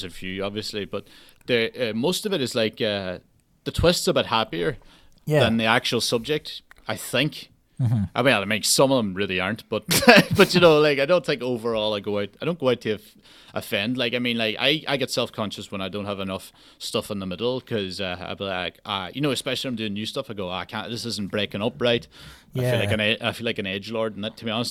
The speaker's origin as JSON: {"language": "English", "area": "Donegal", "region": "Ulster", "country": "Ireland", "accent": "Donegal", "said": "we're all from Donegal"}